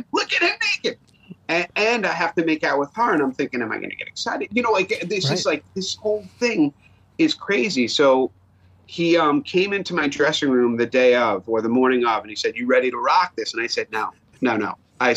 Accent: New York, United States; accent: New York; my New York accent

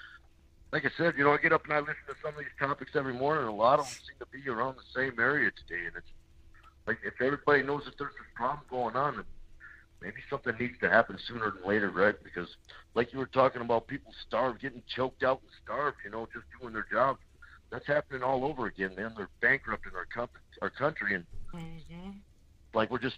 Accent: Arizona, United States; This is …. I'm from Marinci, Arizona.

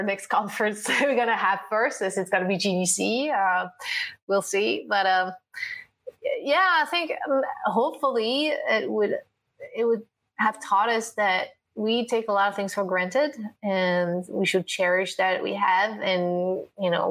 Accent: France; I'm from France

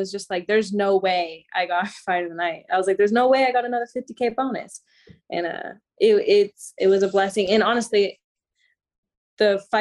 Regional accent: Florida, United States; I'm from Florida

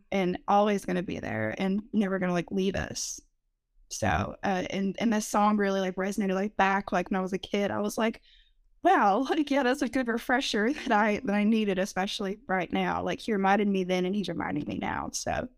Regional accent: Rutherford County, North Carolina, United States; I'm from Rutherford County, a very small town

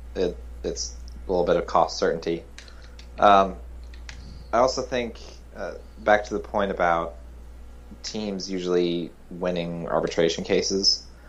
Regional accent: Kansas City, Missouri, United States; born and raised in Kansas City

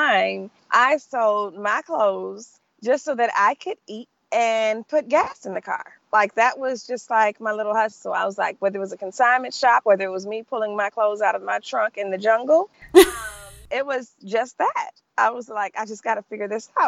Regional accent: Detroit, Michigan, United States; moved away as an adult; also born or lived in Los Angeles; I'm from Detroit, Michigan

